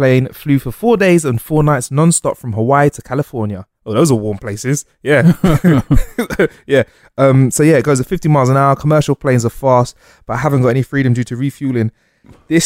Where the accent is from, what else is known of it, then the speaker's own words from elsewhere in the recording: United Kingdom; We're British guys